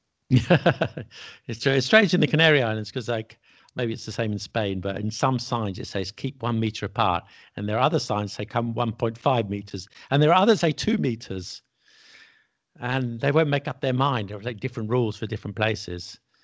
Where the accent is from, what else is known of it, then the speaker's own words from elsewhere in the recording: England, United Kingdom; I'm English, and all my friends in England, I'm English, I was born in England, my parents were